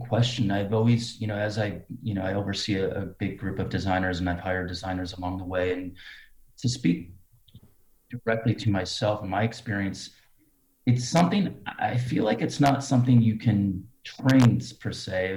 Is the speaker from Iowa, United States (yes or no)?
yes; Cedar Rapids, Iowa, United States; growing up in a, well, not necessarily a small town, but uh, let's say a humble town in Cedar Rapids, Iowa